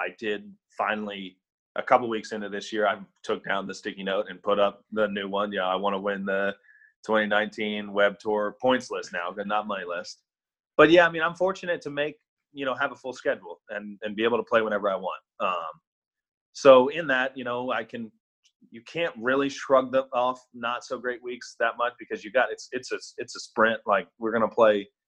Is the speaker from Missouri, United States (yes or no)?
yes; Kansas City, Missouri, United States; also born or lived in Philadelphia area; now in Dallas, United States; I grew up in Kansas City and I'm down in Dallas now